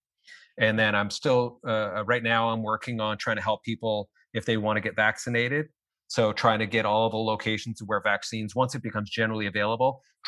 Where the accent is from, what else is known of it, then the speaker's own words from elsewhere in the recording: Canada; I'm Canadian. So we don't have LLCs here